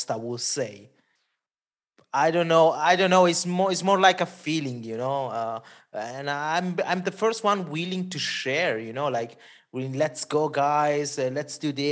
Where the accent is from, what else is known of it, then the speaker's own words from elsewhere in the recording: Italy; first language Italian; English is a second language; my mother tongue is Italian. So when I'm on Italy with some bands, it's double fun because you you you really communicate with the people there.